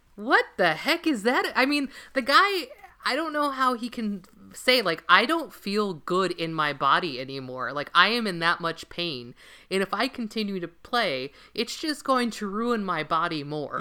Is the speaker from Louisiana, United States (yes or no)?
no; Los Angeles, California, United States; now in Minnesota, United States; born and raised in Los Angeles